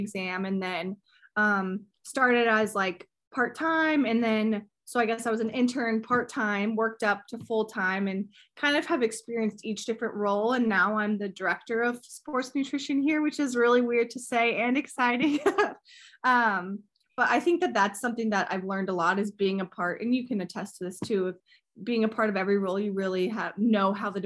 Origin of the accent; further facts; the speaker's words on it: Indianapolis, Indiana, United States; I'm from Indianapolis, and I went to IU to study dietetics there